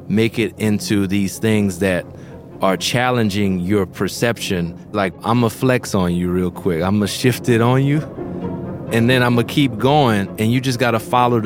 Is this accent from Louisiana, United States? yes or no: yes; New Orleans, Louisiana, United States; growing up in New Orleans